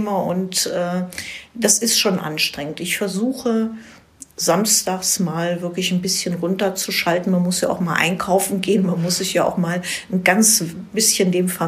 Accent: Falkensee, Brandenburg, Germany; Ich war 16 Jahre lang Stadtverordnete in meiner Heimatstadt Falkensee als Fraktionsvorsitzende der äh, grünen Ratsfraktion sozusagen.

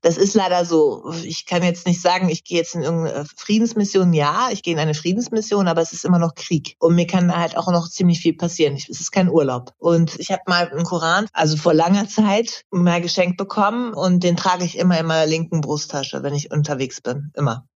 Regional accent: near Hanover, Lower Saxony, Germany; ich bin ein bisschen weiter weg

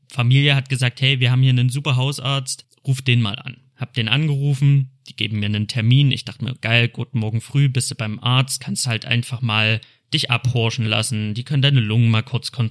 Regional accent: Cologne, North Rhine-Westphalia, Germany; Ich komme aus Köln

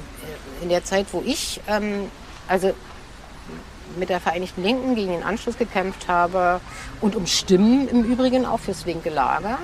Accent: Germany; DDR ist ähm, einfach das Land, in dem ich geboren bin

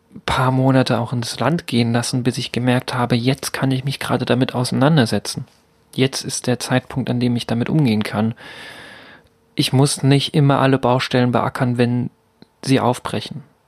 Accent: Altenburg, Thuringia, Germany; moved away; in Altenburg bewegt habe, meine Geburtsstadt

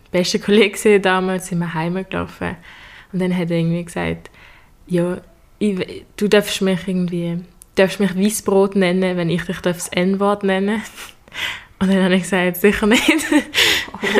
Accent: Basel, Basel-Stadt, Switzerland; komme auch aus Basel und bin Schülerin am Gym Leonard

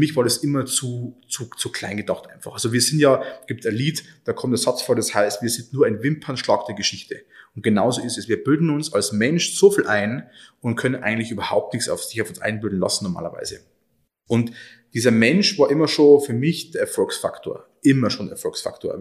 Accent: Oberviechtach, Bavaria, Germany; Oberfichtach ist meine Heimat

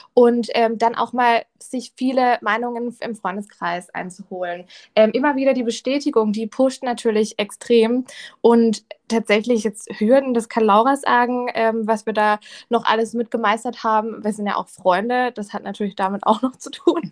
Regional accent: Rheinfelden, Baden-Württemberg, Germany; moved away as an adult; now in Offenburg, Germany; Ich komme ja gebürtig aus Rheinfelden. Das liegt an der Schweizer Grenze.

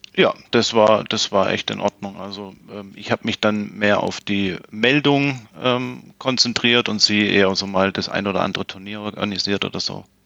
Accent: Plattenhardt, Baden-Württemberg, Germany; moved away as an adult; also born or lived in Konstanz; dann hat es mich beruflich wieder zurück äh, zu den Wurzeln oder beziehungsweise in meine Heimatstadt gezogen. Und ja, und bin dann natürlich selbstverständlich direkt wieder ähm, in die Tennismannschaft hier in Plattenhardt gewechselt

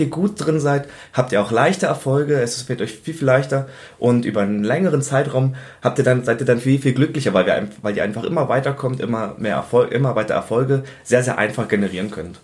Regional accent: Berlin, Germany; Ich komme ursprünglich eigentlich aus Berlin, ähm, bin dort auch zur Schule gegangen

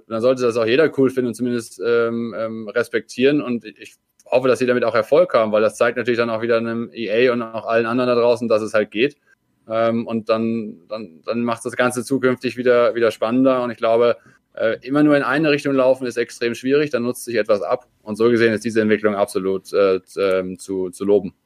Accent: Austria; noch ein Landsmann von mir als Österreicher

